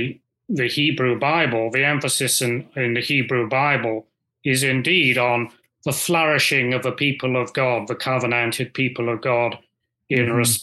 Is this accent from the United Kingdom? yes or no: yes; United Kingdom; as a Brit